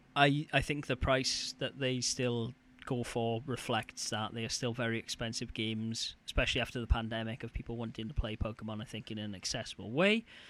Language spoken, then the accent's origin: English; near Neath, Wales, United Kingdom; Neath, which is a, a town near my hometown